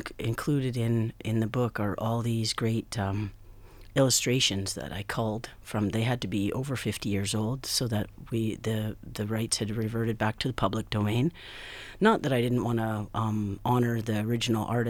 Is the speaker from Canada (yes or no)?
yes; Yukon, Canada; growing up in the Yukon